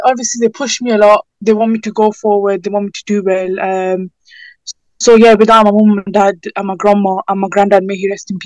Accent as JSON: {"language": "English", "country": "United Kingdom", "tie": "born or raised there", "said": "My parents are from Pakistan, and I was born in the UK, so I'm Pakistani"}